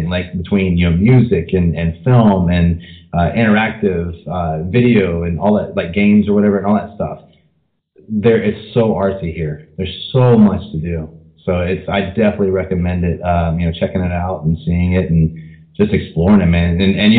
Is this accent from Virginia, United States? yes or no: yes; Gloucester, Virginia, United States; I was from Gloucester, Virginia, which is around Williamsburg area.